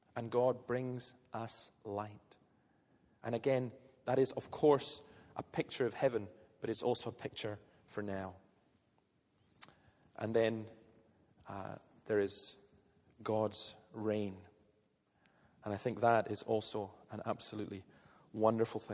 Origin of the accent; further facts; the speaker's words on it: Scotland, United Kingdom; I'm Scottish